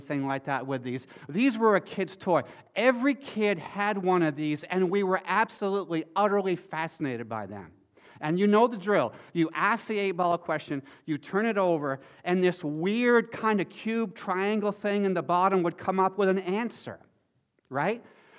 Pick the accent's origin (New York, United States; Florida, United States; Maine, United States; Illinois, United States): Maine, United States; when I was a boy growing up in Maine, I grew up on the coast of Maine